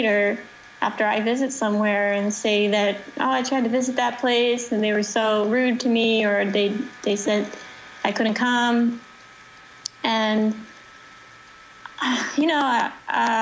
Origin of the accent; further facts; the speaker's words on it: New Jersey, United States; Rock Lodge, that's the club I grew up at in New Jersey